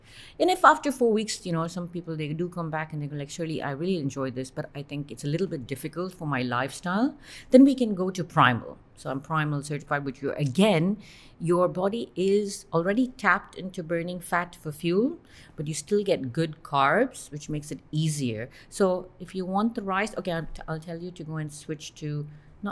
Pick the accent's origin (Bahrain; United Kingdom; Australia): Bahrain; I was born and brought up in Bahrain.